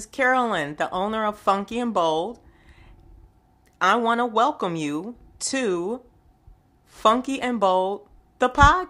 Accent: Buffalo, New York, United States; I grew up in the inner city. I grew up in Buffalo, New York, the second largest city in New York State.

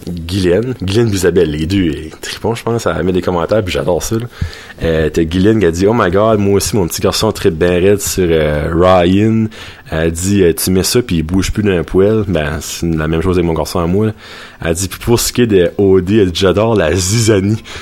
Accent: Petit-Rocher, New Brunswick, Canada; parce qu'il n'y en a pas par chez nous à Batters, à Petit Roche à c'est le Pita Pit

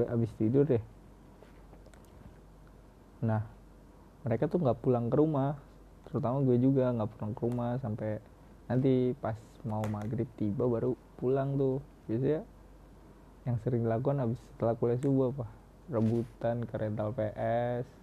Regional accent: Cirebon, West Java, Indonesia; nah di daerah gue sendiri gimana ya di Cirebon daerah gue waktu awal-awal kan Cirebon sendiri baru melaksanain awal-awal PSBB

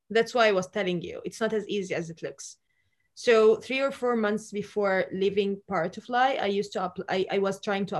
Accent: Egypt; I am from Egypt

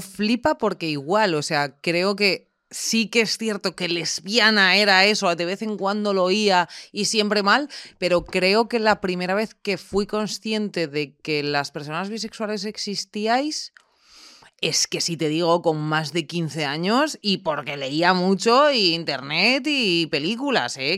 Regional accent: Ávila, Castile and León, Spain; moved away; yo básicamente vengo de Ávila, de un entorno ultra mega cerrado

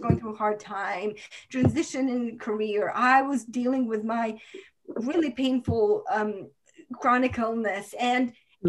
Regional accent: Croatia; moved away as an adult; now in United States; My hmm. parents, uh, God saved their lives, God protected their house, but my hometown is destroyed

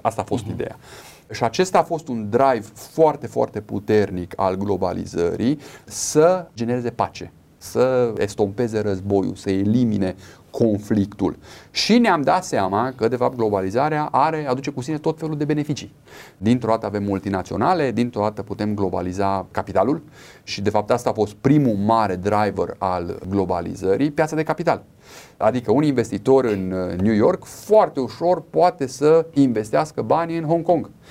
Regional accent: Romania; Noi ca și români

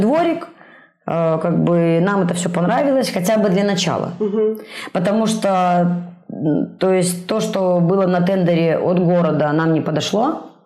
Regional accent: Minsk, Belarus; moved away as an adult; now in Brest, Belarus; я из Минска

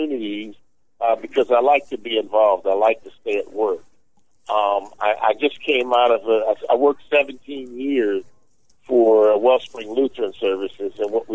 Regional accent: Philadelphia, Pennsylvania, United States; I'm from Philadelphia

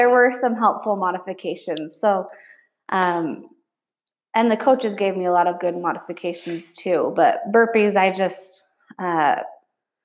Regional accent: Springville, Utah, United States; also born or lived in Spanish Fork, Utah; I grew up in Springville

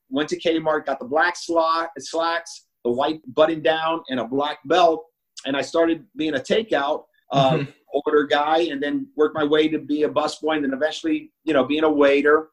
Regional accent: New York City, New York, United States; I was born in the Bronx in New York.

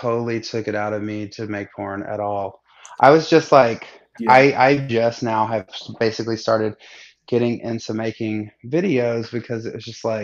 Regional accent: Alabama, United States; also born or lived in Seattle; now in Atlanta, United States; I grew up in Alabama

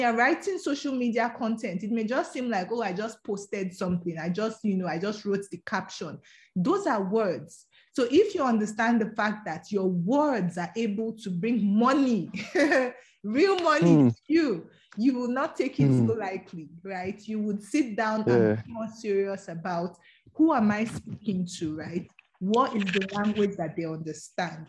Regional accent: Edo, Nigeria; English is a second language; I'm from Edo State

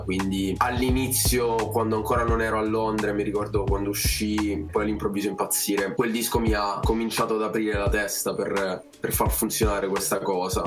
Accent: Italy; accent: Italian; avevo un accento, un accento molto italiano

